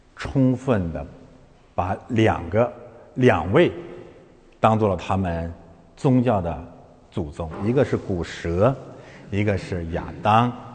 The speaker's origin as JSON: {"language": "Chinese", "country": "China", "said": "我们中国人民不吃那一套"}